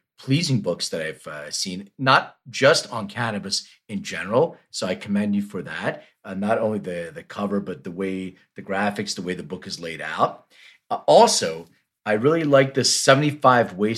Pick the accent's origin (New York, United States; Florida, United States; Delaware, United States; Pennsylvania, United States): Pennsylvania, United States; Philadelphia; moved away as an adult; also born or lived in Lithuania; now in Los Angeles, United States; I went to high school in Philly